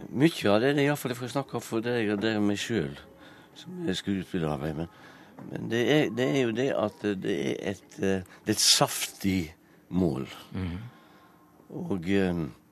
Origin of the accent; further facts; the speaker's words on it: Strilelandet, Vestland, Norway; accent: striledialekt; first language Norwegian (Strile dialect); jeg snakker jo eh, mitt morsmål, som er en striledialekt.